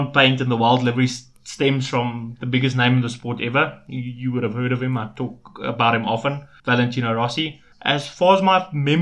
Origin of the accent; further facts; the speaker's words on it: South Africa; We are South African